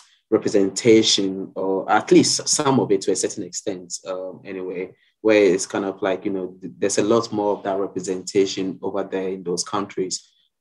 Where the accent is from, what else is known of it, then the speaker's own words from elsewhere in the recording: Ghana; now in Sydney, Australia; I'm originally from Ghana in West Africa, and I'm a photographer and creative director based here in Sydney.